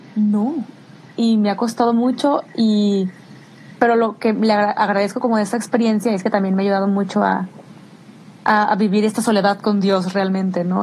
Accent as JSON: {"language": "Spanish", "town": "Guadalajara", "region": "Jalisco", "country": "Mexico", "moved": "yes", "lives_now": "United Kingdom", "said": "yo soy de Guadalajara"}